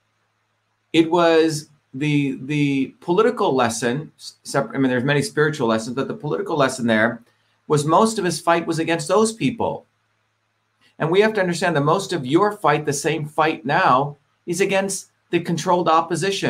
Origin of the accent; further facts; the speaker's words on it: New Jersey, United States; moved away; also born or lived in Hollywood; I grew up in New Jersey